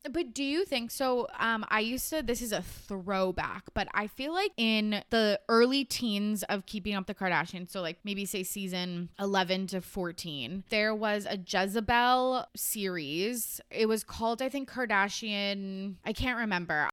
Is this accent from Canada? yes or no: yes; Canada